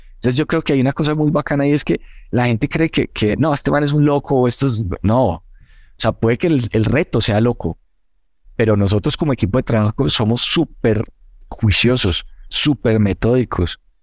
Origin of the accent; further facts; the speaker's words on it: Manizales, Caldas, Colombia; la mayoría de los del equipo que somos de Manizales, ahí crecimos